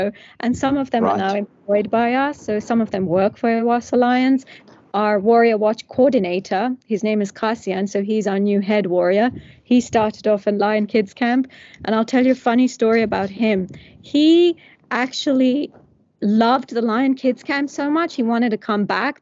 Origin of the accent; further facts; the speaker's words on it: Nairobi, Kenya; when I was a child growing up in Kenya. I was born in Nairobi